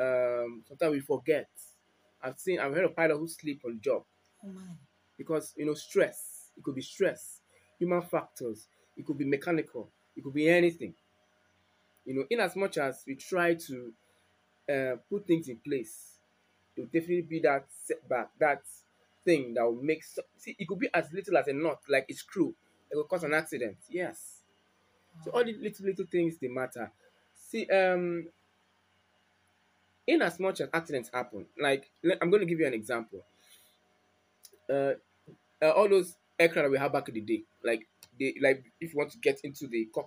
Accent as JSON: {"language": "English", "country": "Nigeria", "said": "I'm a Nigerian"}